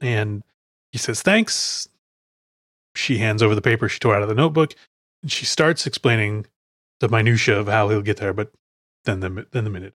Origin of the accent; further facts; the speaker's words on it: Chicago, Illinois, United States; moved away; I am from Chicago